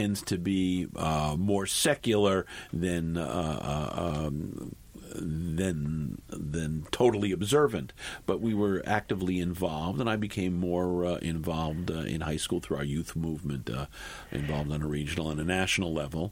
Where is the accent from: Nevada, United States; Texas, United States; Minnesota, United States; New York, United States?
New York, United States; Newburgh; also born or lived in Boston / Jerusalem; I'm originally from Newburgh. My official biography on the congregational website says that I'm a native of the West Bank of the Hudson.